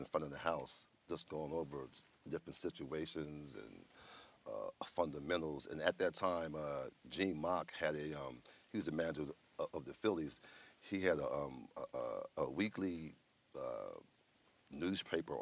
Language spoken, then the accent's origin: English; Philadelphia, Pennsylvania, United States; growing up in Philadelphia, we always played football on the street